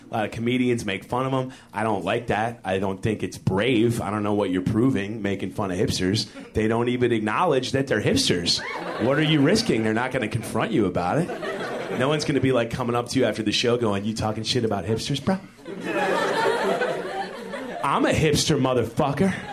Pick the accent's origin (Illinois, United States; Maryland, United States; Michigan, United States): Illinois, United States; Chicago; now in Los Angeles, United States; I'm not from LA. I'm from Chicago, but I moved here and I really like it here.